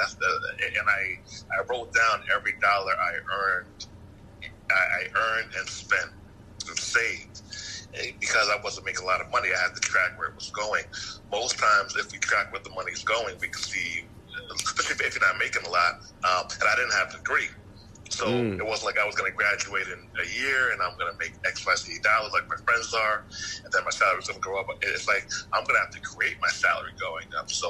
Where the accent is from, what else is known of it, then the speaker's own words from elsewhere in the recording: Yonkers, New York, United States; now in Atlanta, United States; I'm from Atlanta now, but yeah. I'm from New York